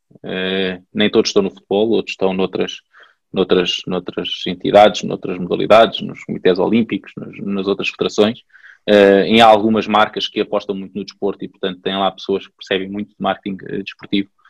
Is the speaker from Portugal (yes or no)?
yes; Pombal, Centro, Portugal; eu sou de Pombal